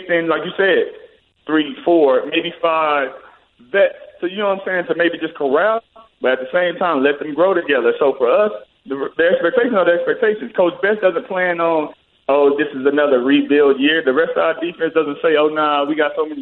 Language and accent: English; Houston, Texas, United States; also born or lived in Louisiana; the community that I grew up in Houston, in Louisiana